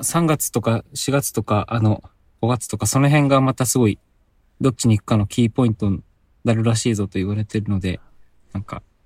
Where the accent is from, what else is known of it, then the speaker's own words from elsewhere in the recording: Hokkaido, Japan; now in Aichi, Japan; 僕も北海道出身で